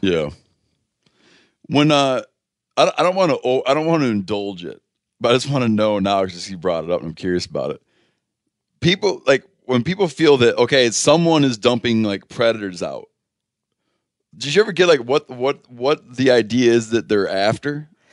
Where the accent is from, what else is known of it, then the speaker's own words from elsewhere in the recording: Muskegon County, Michigan, United States; also born or lived in Grand Rapids, Michigan; I was born in Muskegon County